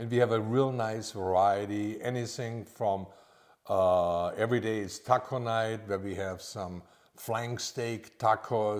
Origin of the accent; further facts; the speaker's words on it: Austria; moved away as an adult; also born or lived in Orlando, Florida; now in Lake Norman, United States; I'm actually from Austria